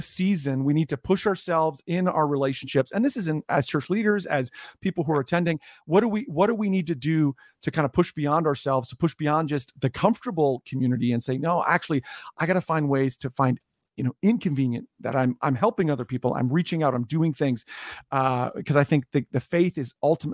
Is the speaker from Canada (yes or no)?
yes; Canada; also born or lived in New Jersey; I'm born and raised in Canada, worked here a bunch, have spent a lot of time in the States.